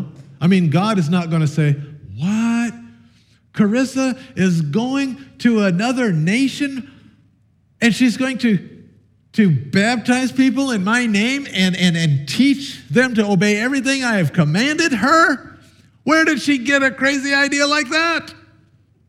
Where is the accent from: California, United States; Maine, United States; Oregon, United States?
Oregon, United States; Sheridan; I grew up in Sheridan, Oregon.